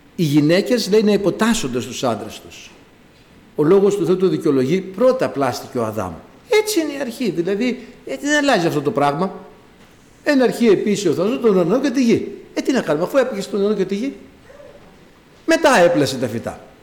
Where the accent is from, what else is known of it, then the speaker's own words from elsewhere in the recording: Greece; εγώ κατάγομαι από ένα χωριό, πάνω από χίλια μέτρα υψόμετρο, το χωριό μου, αλλά έχει μια ιδιαιτερότητα, μια πρωτιά στην Ελλάδα